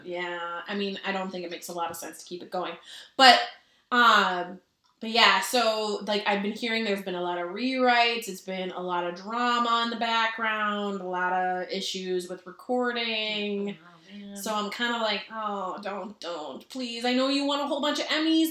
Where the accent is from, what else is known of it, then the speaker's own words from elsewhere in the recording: Minnesota, United States; we're from Minnesota.